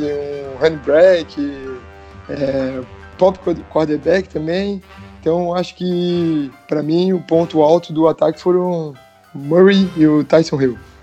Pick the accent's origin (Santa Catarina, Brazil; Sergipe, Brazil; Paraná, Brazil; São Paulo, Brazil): Santa Catarina, Brazil; Florianópolis; accent: manezinho; sou de Floripa